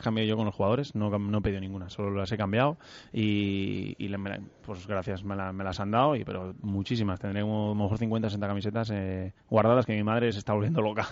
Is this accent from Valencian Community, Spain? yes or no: yes; Burjassot, Valencian Community, Spain; En Burjasot, sí, con mis amigos de toda, pues eso, de, mi edad, de mi barrio, de, de mi pueblo